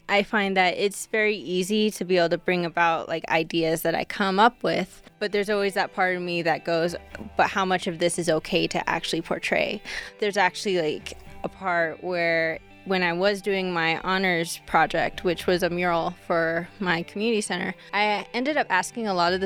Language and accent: English; Nixon, Nevada, United States; also born or lived in Reno, Nevada; I'm pretty sure I was born in Reno. I live out in Nixon, but there's no hospitals out there. There's like a little clinic, but for the most part, I'm kind of like from the Reno area